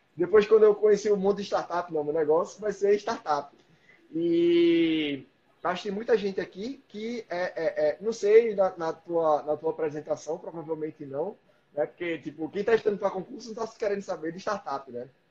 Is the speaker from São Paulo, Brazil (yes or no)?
no; Recife, Pernambuco, Brazil; moved away; Eu sou de Recife